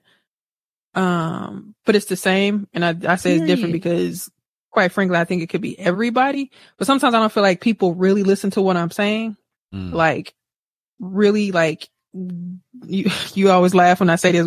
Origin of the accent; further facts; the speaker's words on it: Wisconsin, United States; I'm from Wisconsin